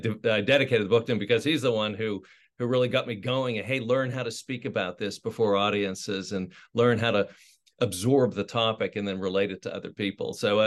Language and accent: English; Pittsburgh, Pennsylvania, United States; moved away; I was born in Pittsburgh, Pennsylvania.